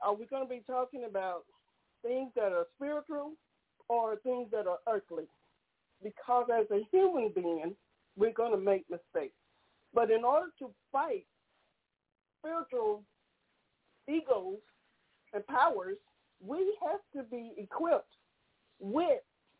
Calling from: Tyler, Texas, United States; I'm calling from Tyler, Texas.

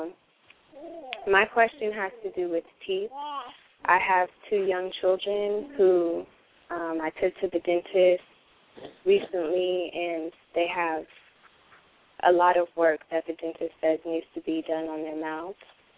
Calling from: Oakland, California, United States; I'm calling from Oakland, California.

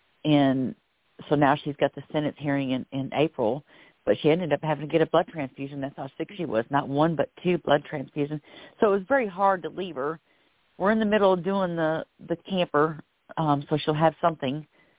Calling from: Florida, United States; I'm calling from Florida

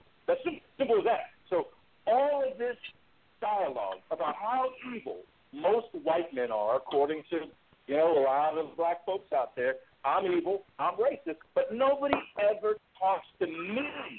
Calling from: Cleveland, Ohio, United States; Cleveland, Ohio, man.

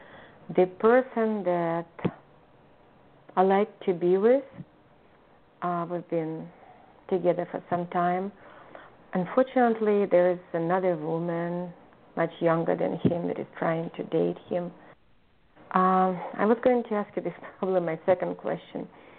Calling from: California, United States

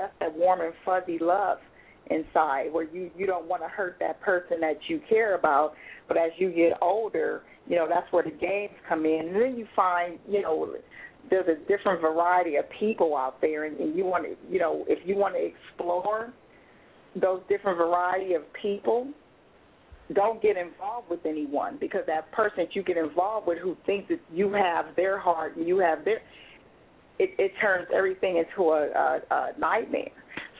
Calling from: Ontario, Canada; Hi. This is …. I'm calling from Ontario.

